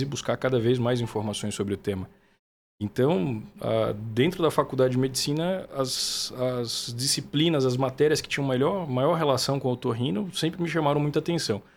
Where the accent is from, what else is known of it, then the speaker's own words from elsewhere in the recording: Feira de Santana, Bahia, Brazil; moved away as an adult; also born or lived in Vassouras, Rio de Janeiro; now in São Paulo, Brazil; Eu sou de uma cidade do sertão da Bahia, chama Feira de Santana.